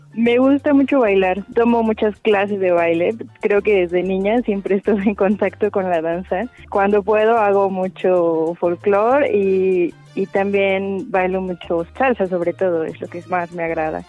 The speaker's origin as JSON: {"language": "Spanish", "region": "Querétaro", "country": "Mexico", "tie": "born or raised there", "said": "Soy originaria de Querétaro y nací el 9 de junio de 1990."}